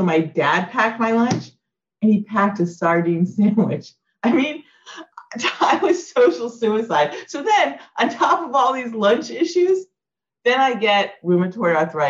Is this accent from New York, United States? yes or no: yes; New York, United States; it didn't matter that I was different or I was from New York